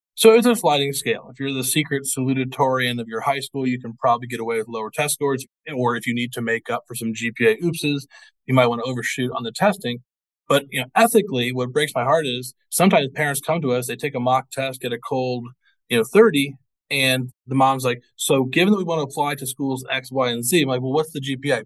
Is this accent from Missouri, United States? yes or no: yes; Missouri, United States; now in Georgia, United States; I'm not from here originally. I'm from I'm from Missouri